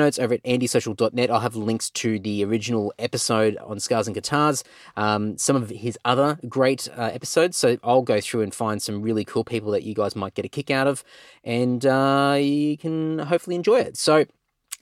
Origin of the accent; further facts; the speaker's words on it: Clontarf, Queensland, Australia; Born and bred in Clontarf